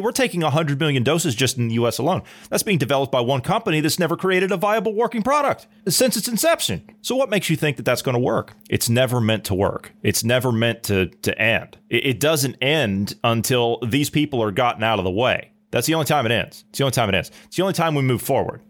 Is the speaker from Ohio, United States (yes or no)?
yes; Ohio, United States; my residents there of Ohio, okay? right? That's my home state